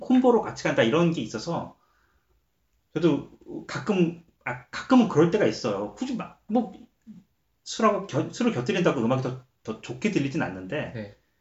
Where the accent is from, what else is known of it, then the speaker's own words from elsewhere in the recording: South Korea; now in Canada; 저도 한국 사람이지만